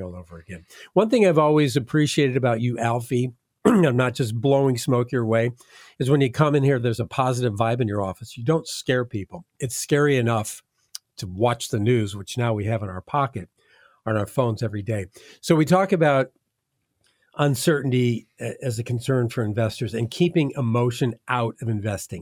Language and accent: English; Midwest, United States; now in Southwest Florida, United States; I'm from the Midwest